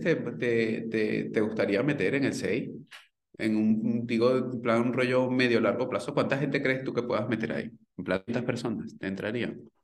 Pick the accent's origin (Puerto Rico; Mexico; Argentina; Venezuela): Venezuela; moved away as an adult; now in Spain; cuando emigré de Venezuela